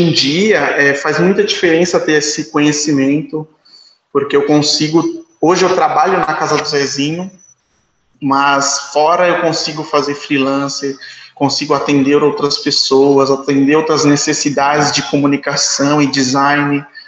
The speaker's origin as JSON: {"language": "Portuguese", "region": "São Paulo", "country": "Brazil", "tie": "born or raised there", "said": "Eu sou do Parque Santo Antônio, nasci no Parque Santo Antônio, uma comunidade bem próxima do Capão Redondo"}